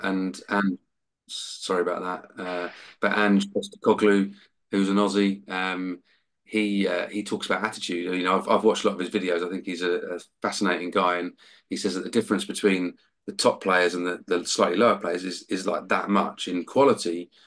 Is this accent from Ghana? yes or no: no; Hitchin, East of England, United Kingdom; Hitchin in my hometown